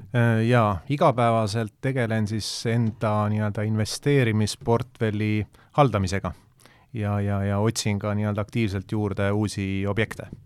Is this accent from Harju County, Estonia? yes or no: yes; Tallinn, Harju County, Estonia; ma olen ise Mustamäelt pärit ja, ja, ja elasin äh, Äh, Mustamäe teel Kadakaturu kõrval